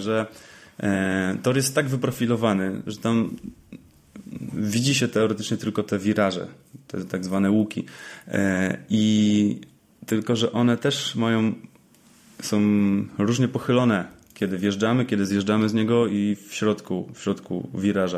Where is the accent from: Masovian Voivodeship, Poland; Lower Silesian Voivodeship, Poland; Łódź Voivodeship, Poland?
Łódź Voivodeship, Poland; Łódź; Rzeczywiście jestem z Łodzi